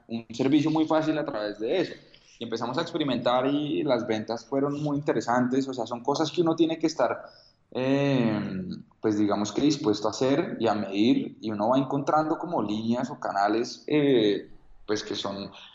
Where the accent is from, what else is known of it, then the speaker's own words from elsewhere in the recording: Colombia; soy un emprendedor colombiano